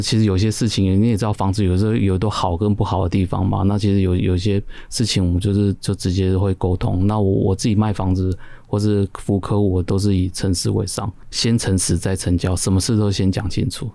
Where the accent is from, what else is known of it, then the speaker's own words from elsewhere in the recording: Keelung, Taiwan; moved away as an adult; now in Xindian, Taiwan; 我老家在基隆，那其实那时候我就住在新店这样子，然后一直到现在